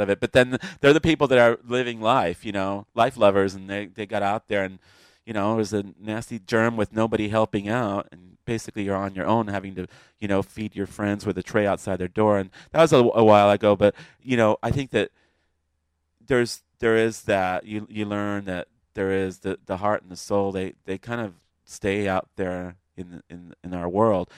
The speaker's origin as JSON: {"language": "English", "region": "California", "country": "United States", "tie": "born or raised there", "also_born_or_lived": "Cuba / Miami", "accent": "California", "said": "I grew up in California, basically. That's why I had the California fag accent."}